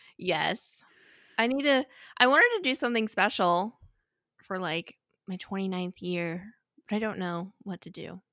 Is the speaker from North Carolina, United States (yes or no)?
no; St. Louis, Missouri, United States; I grew up watching it because I'm from Saint Louis